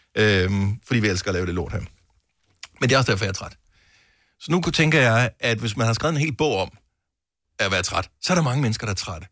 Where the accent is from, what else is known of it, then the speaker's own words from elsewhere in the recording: Bramming, Southern Denmark, Denmark; Fra Bramming. Det er jo, øh, min, den by, jeg boede i, da jeg blev født